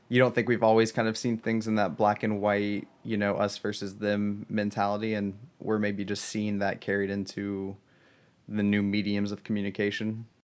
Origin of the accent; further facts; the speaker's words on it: Southern Ohio, United States; I grew up in Southern Ohio